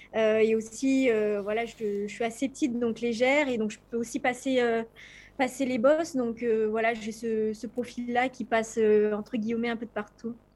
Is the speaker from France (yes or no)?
yes; France; en tant que Française